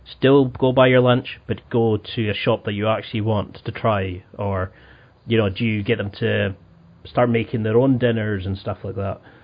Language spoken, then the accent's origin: English; Highlands of Scotland, United Kingdom; I grew up in the Highlands of Scotland